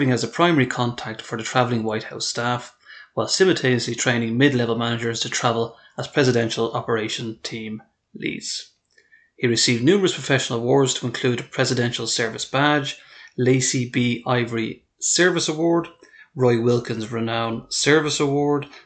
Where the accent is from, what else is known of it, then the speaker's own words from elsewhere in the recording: Ireland; as an Irishman growing up